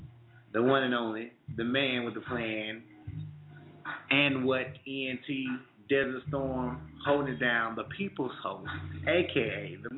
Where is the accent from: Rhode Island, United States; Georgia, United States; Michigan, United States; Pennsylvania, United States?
Michigan, United States; Detroit; now in Auburn, Alabama, United States; I'm from Detroit, Michigan myself. You know, Motown is in my blood. I mean, music I grew up with, being from Detroit.